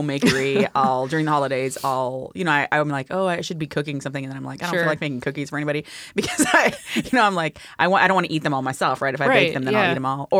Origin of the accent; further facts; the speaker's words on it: Philippines; but also just growing up in the Philippines, like you just do the traditional foods are like just better versions of like regular food too.